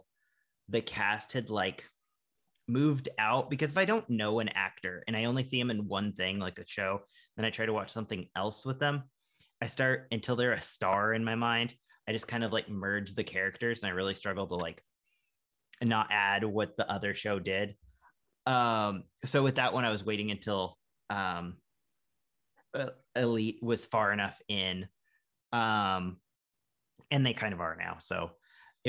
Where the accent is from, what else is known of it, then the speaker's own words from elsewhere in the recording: United States; I'm an American